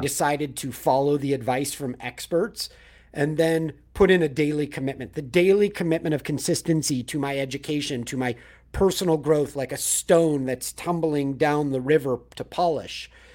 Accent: Manhattan Beach, California, United States; also born or lived in Los Angeles; I grew up in Manhattan Beach, so south of L

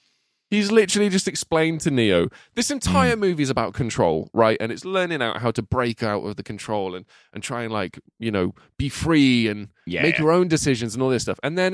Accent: England, United Kingdom; I struggled with the architect's old ass English, and I am English.

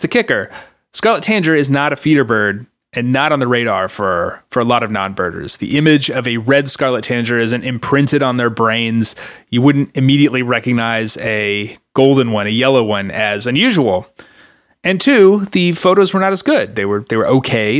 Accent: North Carolina, United States; my home state of North Carolina

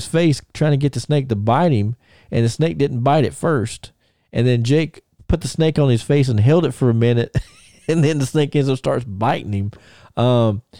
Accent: Thomasville, United States; my hometown of Thomasville

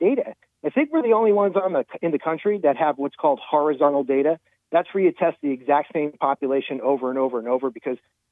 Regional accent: New Jersey, United States; my home state of New Jersey

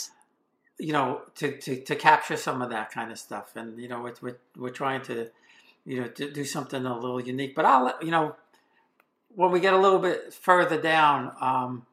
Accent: New York City, New York, United States; also born or lived in Whitestone, Queens, New York; I grew up in College Point in Queens, New York.

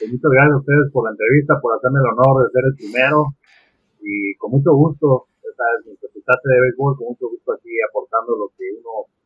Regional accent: Mexico City, Mexico; como buen eh, mexicano, buen chilango

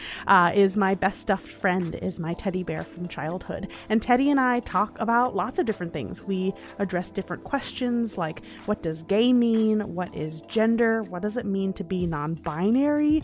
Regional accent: New York, United States; I am a born and bred New Yorker

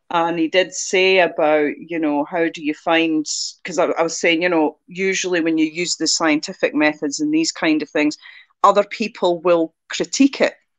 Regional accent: near the Angus Glens, Scotland, United Kingdom; you can drive from where I grew up to the Glens in half an hour

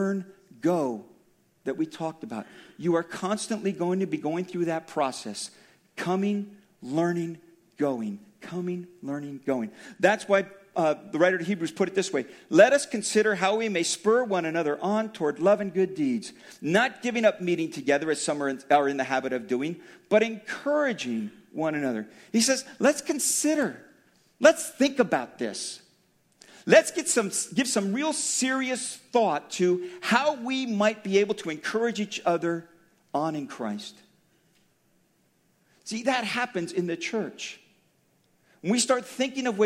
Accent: Daly City, California, United States; I grew up in Daly City, about 2 or 3 miles from the Colma border

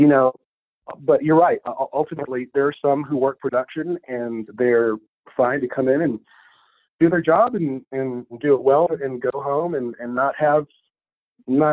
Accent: Odessa, Texas, United States; moved away as an adult; also born or lived in Austin, Texas; now in Albuquerque, United States; That's my hometown. That's where I grew up

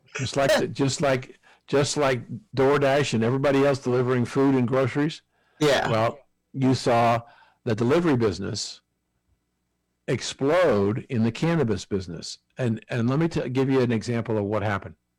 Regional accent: New Jersey, United States; my home state, New Jersey

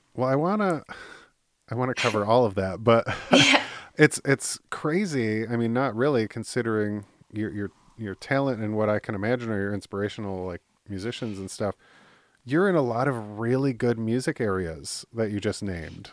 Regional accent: Midwest, United States; moved away; also born or lived in Michigan / California; I'm in the Midwest

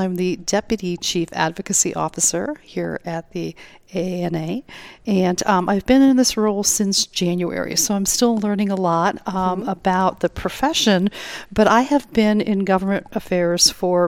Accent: Ohio, United States; moved away as an adult; now in Virginia, United States; I'm from Virginia, but I am I'm originally from Ohio. So I am a Ohio State Buckeye

